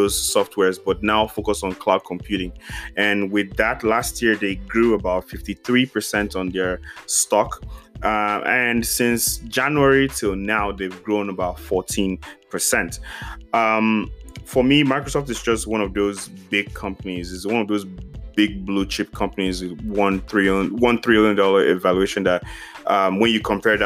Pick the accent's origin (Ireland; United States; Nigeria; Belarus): Nigeria; As a Nigerian